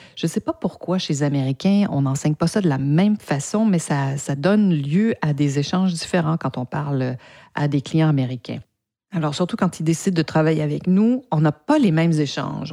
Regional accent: Canada; avec mon, mon accent, je ne suis pas française, mais bien de, du Canada. J'ai appris le français au Canada

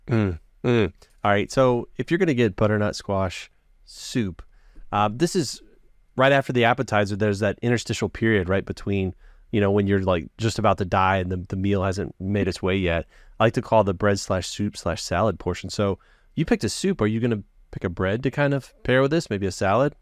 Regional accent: Texas, United States; I'm from Texas, I'm in the South

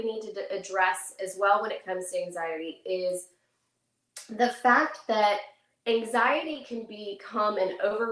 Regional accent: McKinney, Texas, United States; I am from McKinney, Texas.

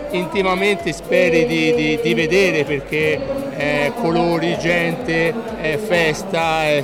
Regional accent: Pisa, Tuscany, Italy; Comunque, a mia discolpa, cioè, parziale, posso dire che sono proprio sul confine.

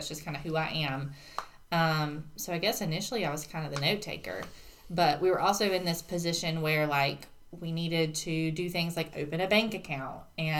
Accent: United States; No, so I grew up around here. I'm also from Courtney, like you are.

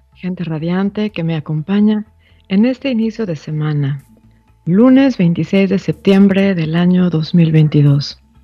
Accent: Mexico; Todos como mexicanos

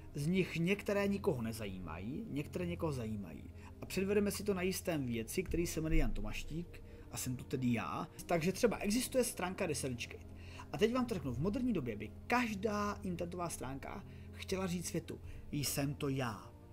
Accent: Czechia; jsem z České republiky

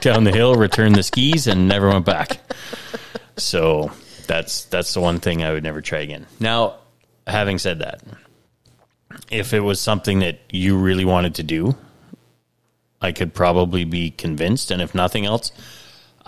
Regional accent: Canada; as a Canadian

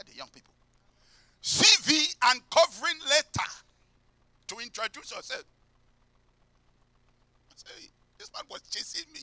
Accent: London, United Kingdom; I came from Peckham.

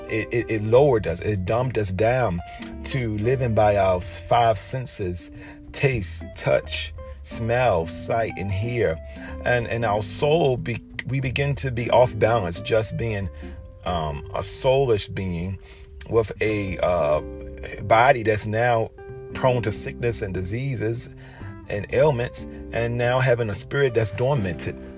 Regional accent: Baltimore, Maryland, United States; I grew up in Baltimore City

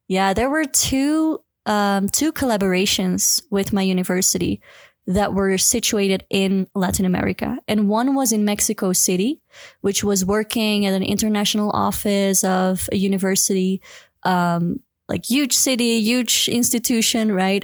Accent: Belgium; moved away as an adult; now in Cusco, Peru; I'm from Belgium, but I'm living in Cusco, Peru for the past seven, it's gonna be seven years

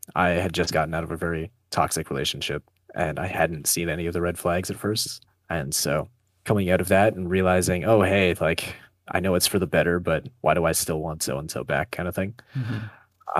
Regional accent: northern Ontario, Canada; now in Ottawa, Canada; I was born in a very small town uh, up in northern Ontario. Went to high school there

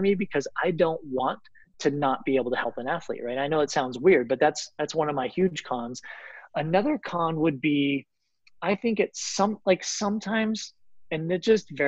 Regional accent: Colorado, United States; also born or lived in Florida; I grew up in Colorado

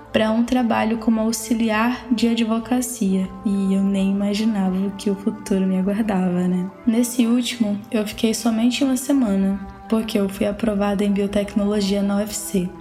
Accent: Aurora do Pará, Pará, Brazil; moved away as an adult; also born or lived in Fortaleza; now in Pelotas, Brazil; eu sou paraense

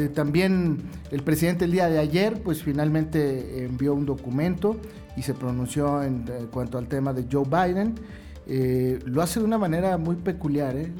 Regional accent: Mexico; como ciudadano mexicano

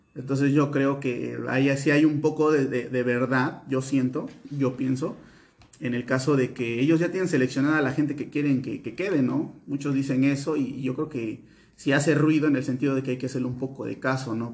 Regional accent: Veracruz, Mexico; nosotros somos veracruzanos

